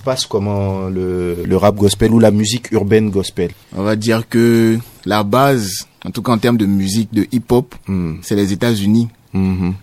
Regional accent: Côte d’Ivoire; je suis ivoirien

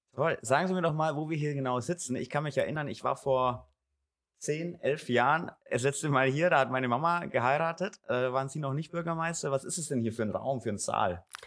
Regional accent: Gundremmingen, Bavaria, Germany; In meiner Heimat, ich bin hier aufgewachsen in Gundremmingen

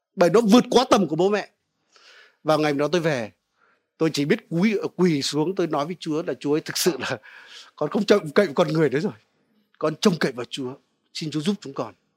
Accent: Vietnam; quê tôi ở cạnh sông đáy

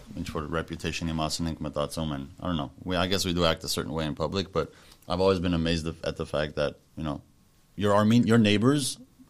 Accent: Pasadena, California, United States; also born or lived in Yerevan, Armenia; I grew up in Pasadena

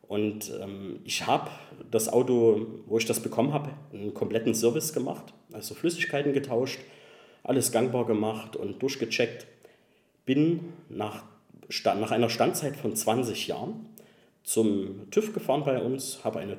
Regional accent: Cologne, North Rhine-Westphalia, Germany; Das muss ich wissen als Kölner.

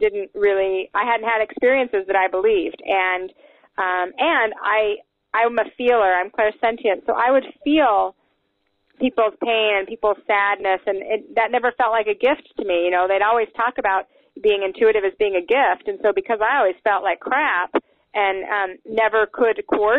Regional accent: Salt Lake City, Utah, United States; I was raised in Salt Lake City, Utah

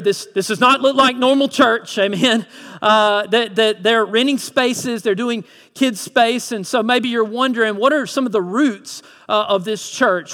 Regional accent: Lyons, Georgia, United States; I'm originally from Lyons, Vidalia area

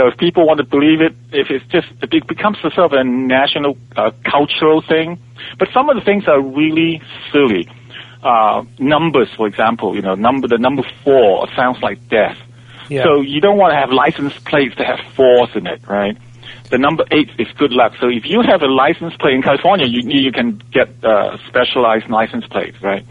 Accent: Malaysia; also born or lived in Hong Kong; now in United States; I was raised in I was born in Hong Kong, and our family moved to Borneo when I was about 3 or 4 years old

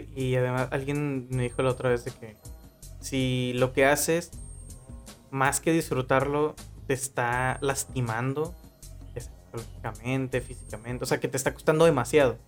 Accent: Mexico

